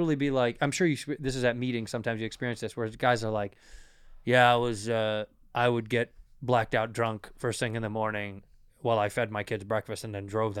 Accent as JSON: {"language": "English", "town": "Chicago", "region": "Illinois", "country": "United States", "tie": "born or raised there", "said": "I'm from Chicago."}